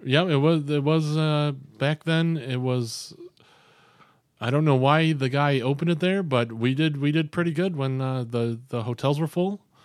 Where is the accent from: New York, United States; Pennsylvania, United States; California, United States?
New York, United States; Albion; now in Rochester, United States; I grew up in Albion.